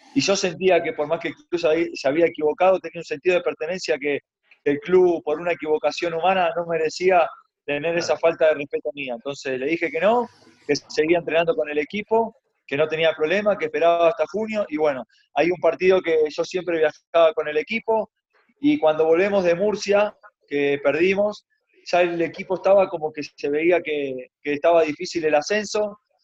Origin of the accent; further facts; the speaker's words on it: Argentina; moved away as an adult; also born or lived in Almería, Spain / Mexico / Paraguay / Ecuador; now in Peru; por más que venga de Argentina